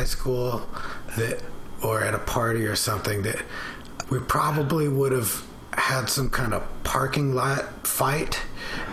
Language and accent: English; Bellevue, Washington, United States; I grew up in Bellevue, Washington